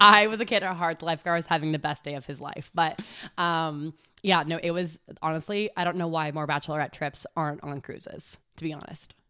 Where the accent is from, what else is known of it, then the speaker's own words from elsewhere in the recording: California, United States; moved away as an adult; now in Charlotte, United States; I am from California. I have been living in Charlotte for almost a full five years now